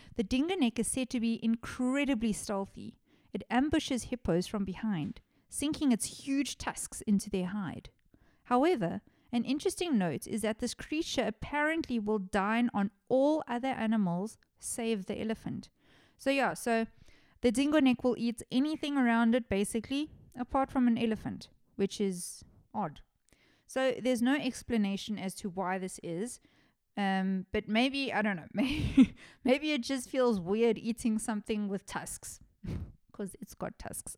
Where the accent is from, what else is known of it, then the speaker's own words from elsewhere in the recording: South Africa; my home country of South Africa